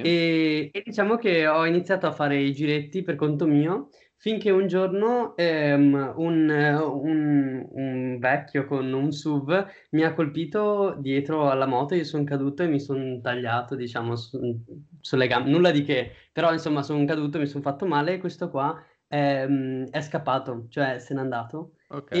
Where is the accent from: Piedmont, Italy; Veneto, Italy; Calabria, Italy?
Veneto, Italy; Padua; io sono di Padova